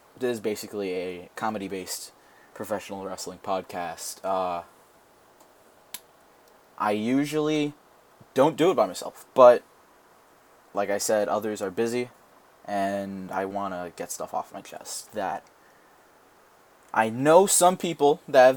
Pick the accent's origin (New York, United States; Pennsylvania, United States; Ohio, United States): New York, United States; I am a New Yorker